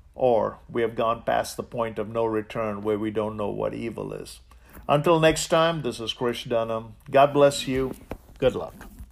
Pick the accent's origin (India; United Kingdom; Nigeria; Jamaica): India; now in United States; I grew up in India.